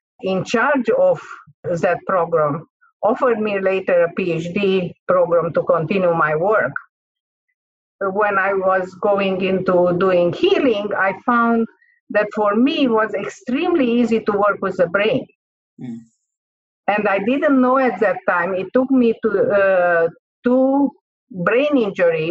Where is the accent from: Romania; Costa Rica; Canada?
Romania; Transylvania; first language Hungarian; English is a second language; moved away; I am from Romania, and okay, from a part of Romania which is very famous, which is called Transylvania. So my first language is not Romanian, it's Hungarian.